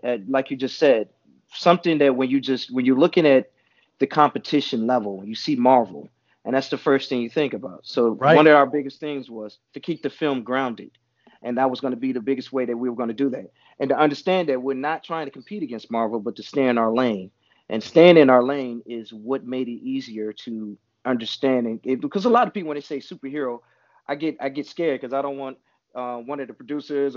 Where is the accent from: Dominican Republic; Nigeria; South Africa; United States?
United States; Chicago, Illinois; also born or lived in Atlanta; now in Los Angeles, United States; I'm from Chicago. I was staying in Atlanta at the time